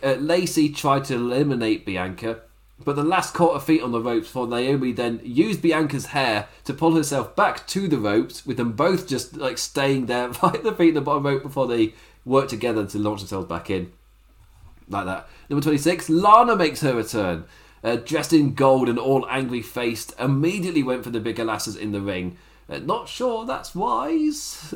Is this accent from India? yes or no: no; England, United Kingdom; as an Englishman